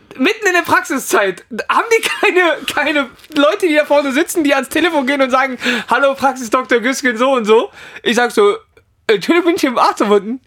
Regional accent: Italy; Für mich persönlich natürlich als Italiener

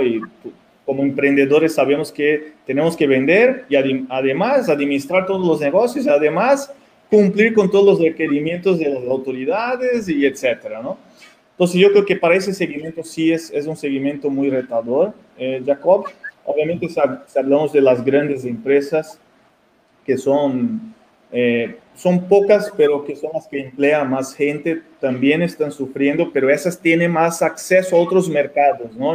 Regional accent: Mexico; also born or lived in Brazil; nosotros como mexicanos aquí

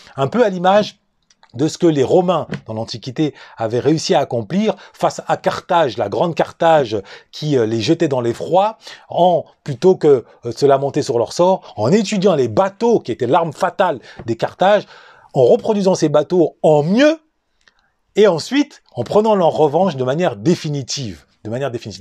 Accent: France; Je suis né et j'ai grandi en France ou plus exactement dans la souffrance, dans la banlieue

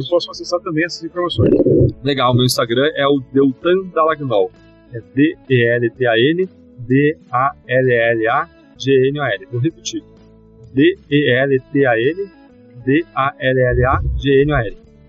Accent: Brazil

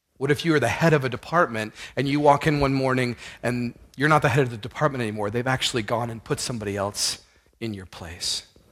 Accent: Houston, Texas, United States; I grew up in Houston

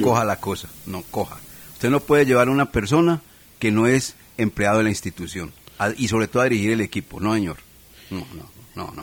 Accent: Manizales, Caldas, Colombia; nosotros los manizaleños y colombianos

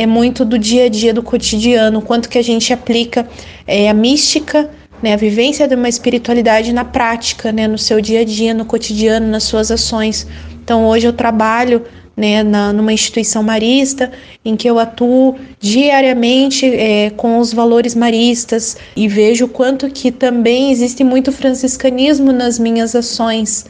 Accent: Paraná, Brazil; sou do Paraná

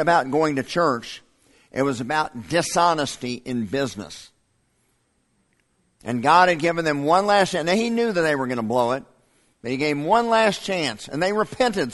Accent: United States; American Christians living in 2021

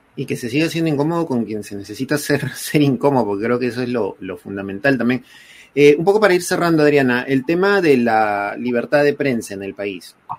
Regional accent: Peru; todos somos peruanos y que viva el Perú

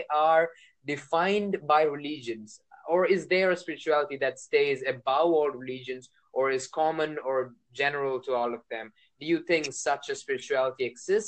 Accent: India; I'm from India

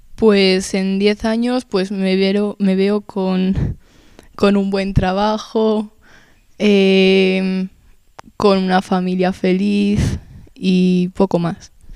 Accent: Spain; pues yo nací en España y mi padre en, en Berlín

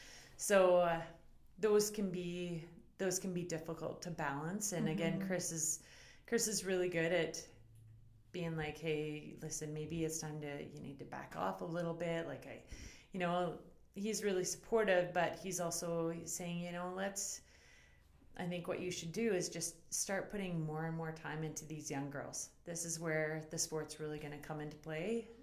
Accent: Beaverlodge, Alberta, Canada; Beaverlodge, Alberta.

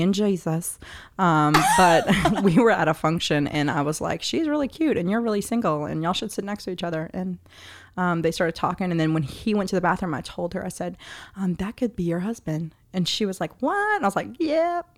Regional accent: New Orleans, Louisiana, United States; I was born and raised in the area.

